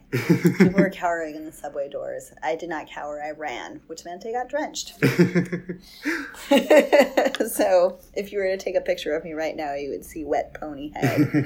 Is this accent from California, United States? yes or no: no; Jericho, New York, United States; also born or lived in Minnesota; now in New York, United States; My mom is from Brooklyn, my dad is from Queens, and I was raised on Long Island.